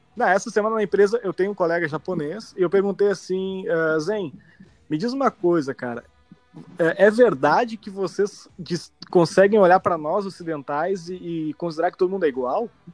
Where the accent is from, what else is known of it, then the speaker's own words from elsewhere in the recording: Brazil; moved away as an adult; now in Canada; Brasil, meu país, minha nação, o lugar que eu nasci